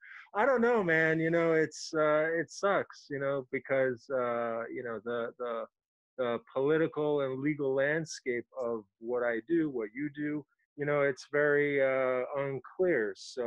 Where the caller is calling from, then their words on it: Los Angeles, California, United States; Los Angeles.